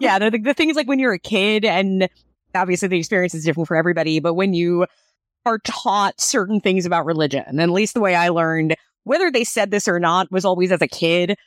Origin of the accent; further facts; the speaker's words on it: United States; I'm an American